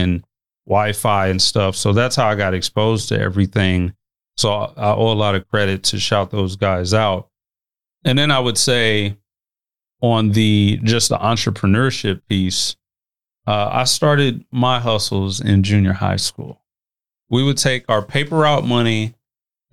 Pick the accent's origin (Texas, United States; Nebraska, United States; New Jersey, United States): Nebraska, United States; Omaha; I also grew up in North Omaha